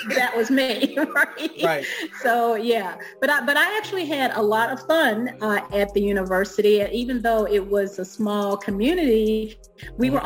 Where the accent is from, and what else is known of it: Alabama, United States; born or raised there; moved away as an adult; also born or lived in East Coast; now in DC metro area, United States